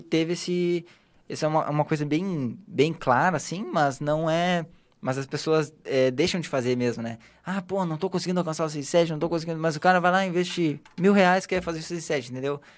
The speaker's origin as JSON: {"language": "Portuguese", "town": "Porto Alegre", "region": "Rio Grande do Sul", "country": "Brazil", "said": "Eu sou gaúcho, né? Sou de Porto Alegre"}